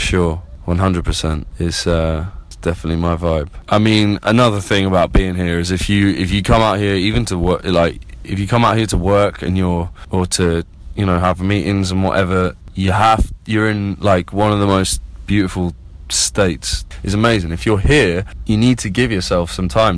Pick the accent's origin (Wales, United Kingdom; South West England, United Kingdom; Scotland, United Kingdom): South West England, United Kingdom; Plymouth; now in London, United Kingdom; I'm from Plymouth down in the southwest and, you know, grew up on beaches and in the woods and on the moors